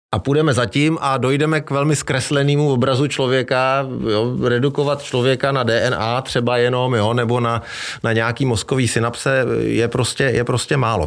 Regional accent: Czechia; u nás v Čechách

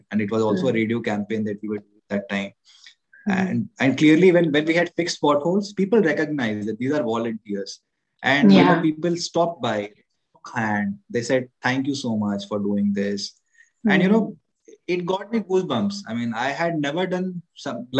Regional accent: Ranchi, Jharkhand, India; moved away; my hometown, Ranchi. I come from Ranchi, Jharkhand.

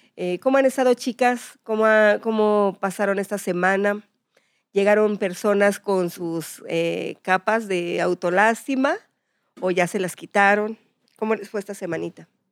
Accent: Mexico; somos así los mexicanos

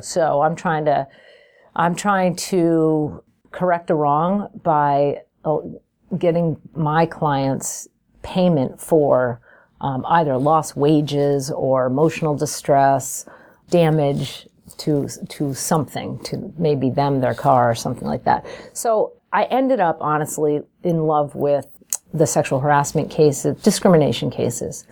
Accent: Albany, New York, United States; I'm from Albany, New York

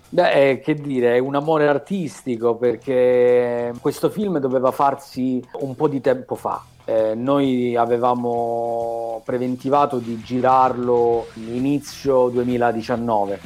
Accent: Calabria, Italy; io sono calabrese

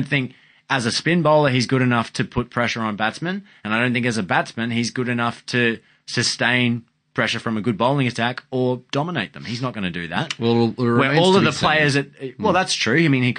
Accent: Queensland, Australia; I'd take Cutting because maybe I'm

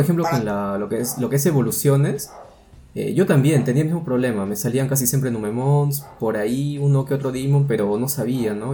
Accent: Peru

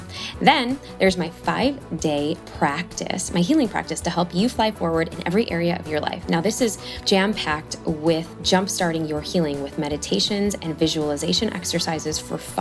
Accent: Chicago, Illinois, United States; moved away; We're both from Chicago

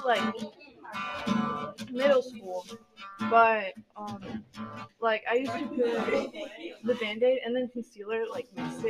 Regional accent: Brazil; English is a second language; now in United States; I'm from Brazil.

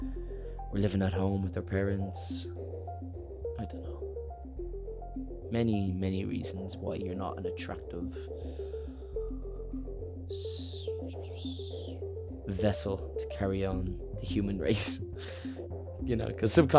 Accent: Ireland; I'm Irish

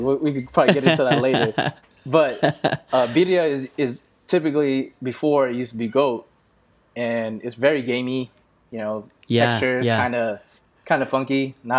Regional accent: Philippines; You know, obviously being Filipino, you end up knowing a bunch of Filipino guys

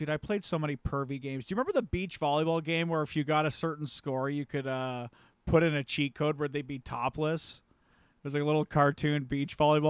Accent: the South, United States; I'm from the South, so.

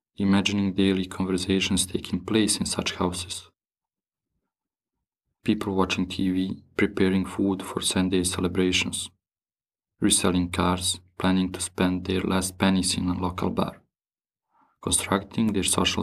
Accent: Bosnia & Herzegovina; also born or lived in Paris, France; now in Brussels, Belgium; I grew up in Bosnia and Herzegovina and live and work in Brussels now

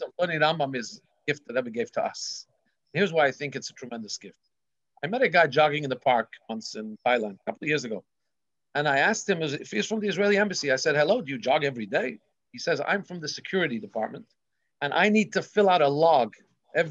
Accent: Melbourne, Victoria, Australia; my grandfather's bookstore, Cantor's bookstore in Melbourne, Australia, where I grew up on St. Kilda Road

